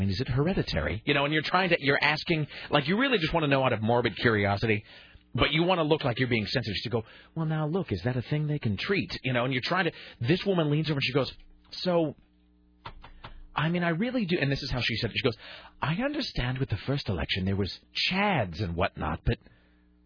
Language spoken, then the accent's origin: English; United States; we're from America